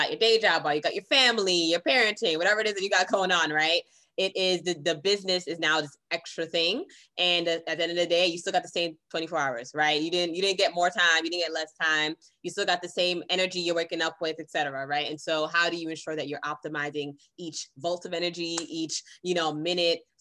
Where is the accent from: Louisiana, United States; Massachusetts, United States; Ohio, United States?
Massachusetts, United States; Boston; also born or lived in Brooklyn, New York / California; I was raised in Brooklyn, New York and Boston, Massachusetts. And then after then went to California and was there for over a decade. Now I'm back in Massachusetts